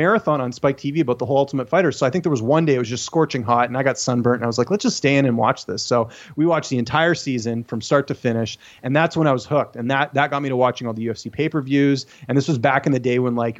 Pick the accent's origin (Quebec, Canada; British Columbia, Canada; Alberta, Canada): British Columbia, Canada; also born or lived in Ontario; watching hockey growing up, like anyone growing up in Canada, I was, you know, a big hockey fan